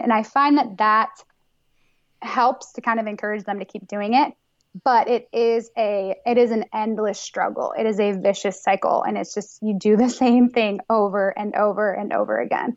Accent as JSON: {"language": "English", "region": "New York", "country": "United States", "moved": "yes", "said": "I'm from New York"}